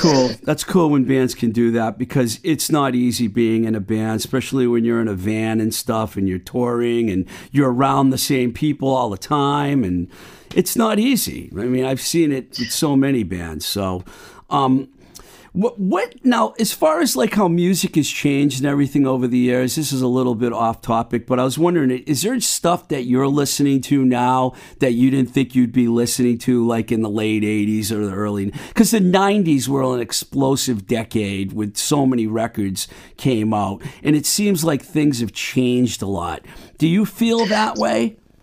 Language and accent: English; Boston, Massachusetts, United States; I'm from Boston